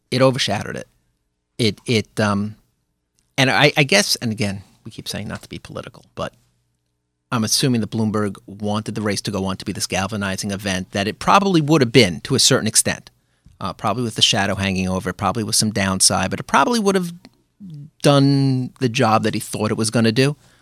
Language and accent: English; New York City, New York, United States; moved away as an adult; also born or lived in Park Slope; now in New Rochelle, United States; I grew up in Brooklyn. I grew up in Flatbush